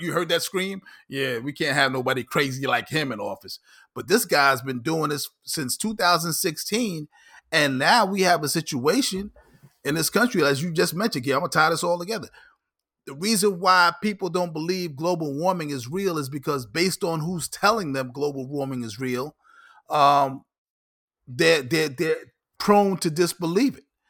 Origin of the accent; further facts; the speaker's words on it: New York, United States; I'm a New Yorker.